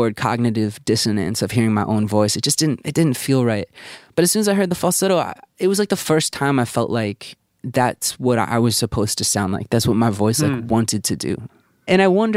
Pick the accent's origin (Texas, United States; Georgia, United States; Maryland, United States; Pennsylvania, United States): Maryland, United States; Baltimore; moved away; also born or lived in Bloomington, Indiana; I grew up in Baltimore in like a very Jewish community